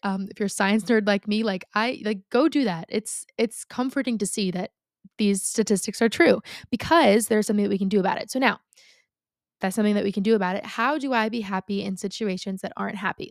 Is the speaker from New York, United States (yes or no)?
yes; Long Island, New York, United States; I grew up on Long Island. I still live on Long Island, right?